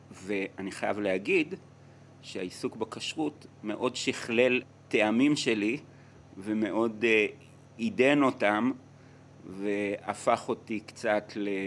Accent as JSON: {"language": "Hebrew", "country": "Israel", "tie": "born or raised there", "also_born_or_lived": "Latin America / Italy", "moved": "as an adult", "said": "אני נולדתי בארץ."}